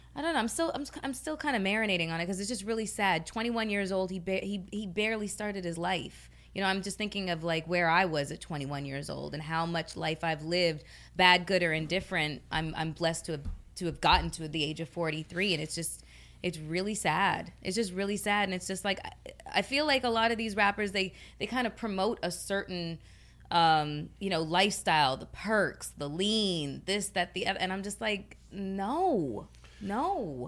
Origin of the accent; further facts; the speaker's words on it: Canada; moved away; my home country